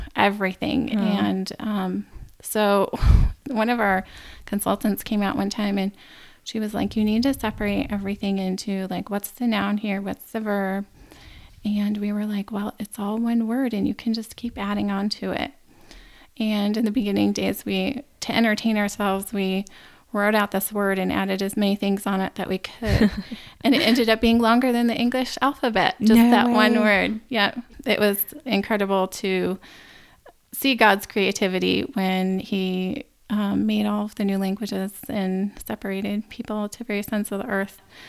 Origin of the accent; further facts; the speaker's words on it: Wisconsin, United States; moved away as an adult; also born or lived in Paraguay; now in Canada; I grew up in Wisconsin, racing horses and playing sports